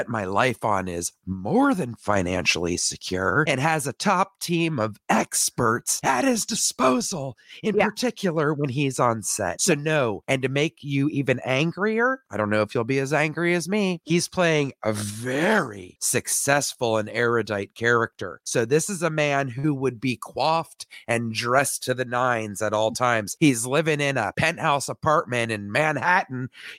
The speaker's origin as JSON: {"language": "English", "country": "Canada", "said": "We're both Canadian."}